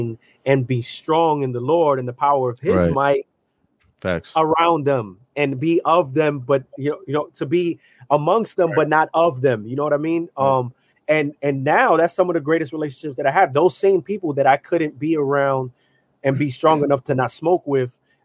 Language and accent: English; New York City, New York, United States; I grew up in the South Bronx